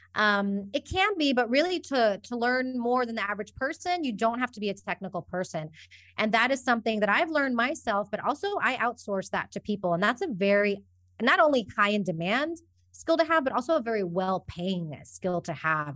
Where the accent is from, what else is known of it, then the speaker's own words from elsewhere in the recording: Houston, Texas, United States; moved away as an adult; now in Spain; I'm originally from Houston, Texas, but, uh, my mom's from Colombia, my dad's from Iran, And I spent most of my time growing up and living in the U S.